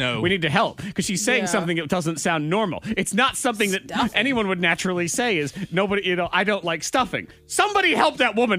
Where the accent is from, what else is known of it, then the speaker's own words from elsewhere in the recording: Middleborough, Massachusetts, United States; Middleborough, Massachusetts, my hometown. The cranberry capital of the world.